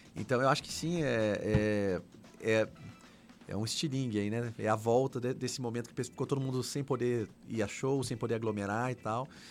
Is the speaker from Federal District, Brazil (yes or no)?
yes; Brasília, Federal District, Brazil; eu sou de Brasília